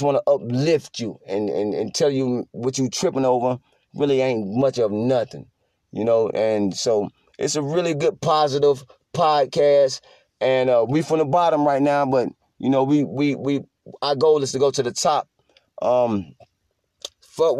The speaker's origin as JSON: {"language": "English", "region": "North Carolina", "country": "United States", "said": "I'm from North Carolina"}